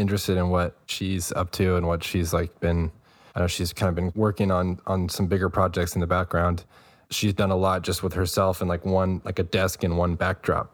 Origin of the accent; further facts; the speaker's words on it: New Braunfels, Texas, United States; from, like, Central Texas, close to Austin, New Braunfels is the small town.